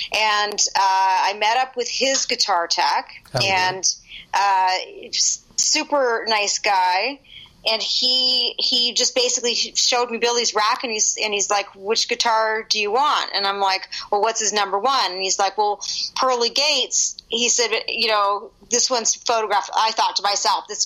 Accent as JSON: {"language": "English", "country": "Canada", "said": "I'm Canadian"}